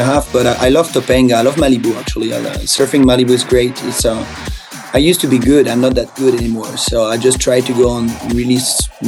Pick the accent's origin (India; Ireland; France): France; also born or lived in New York, United States; now in Los Angeles, United States; I'm from France